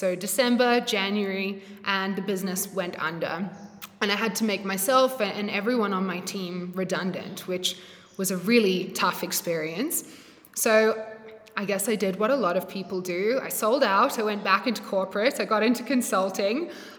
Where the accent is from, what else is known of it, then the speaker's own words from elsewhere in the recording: Australia; accent: blend; moved away as an adult; now in South Africa; I'm not South African. This accent is definitely a blend. But I moved from Australia to South Africa, 5.5 years ago.